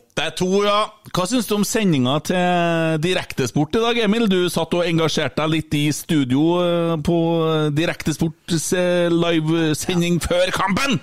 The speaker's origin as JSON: {"language": "Norwegian", "region": "Trøndelag", "country": "Norway", "said": "jeg er fra Ørlandet."}